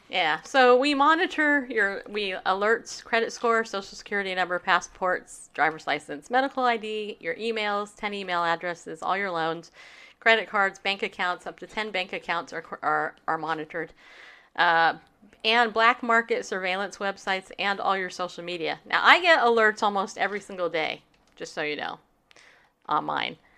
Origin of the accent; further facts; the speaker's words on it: California, United States; I grew up in California. My whole life in California